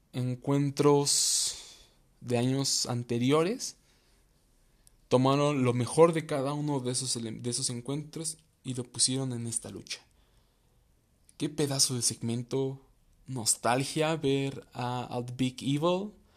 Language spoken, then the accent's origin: Spanish; Mexico; yo soy mexicano